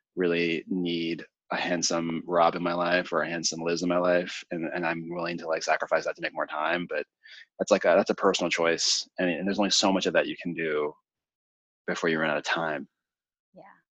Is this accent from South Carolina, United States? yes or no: no; Lafayette, Louisiana, United States; I was born in Lafayette, Louisiana, um, which is a relatively small city in the South